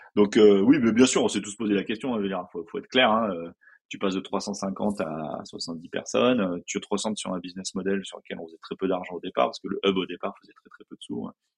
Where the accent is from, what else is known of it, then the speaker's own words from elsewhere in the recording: France; je suis français